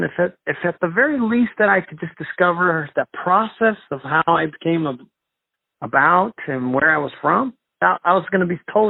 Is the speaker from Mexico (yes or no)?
yes; Mexico; born there; And I was born in Mexico, and I just thought I would take a DNA test